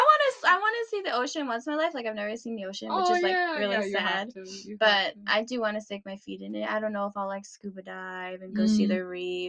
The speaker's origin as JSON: {"language": "English", "country": "Canada", "said": "And I'm Canadian. Like, obviously I love winter. Yeah. I was born in it."}